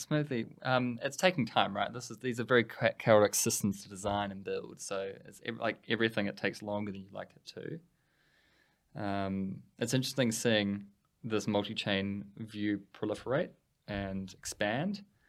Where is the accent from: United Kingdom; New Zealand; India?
New Zealand; We're a little Switzerland at the bottom of the world